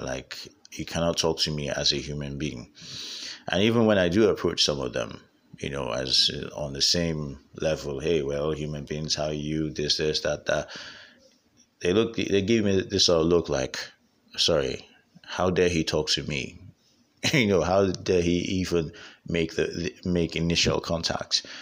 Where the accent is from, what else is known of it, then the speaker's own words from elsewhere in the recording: Nigeria; I'm Nigerian and this is where I live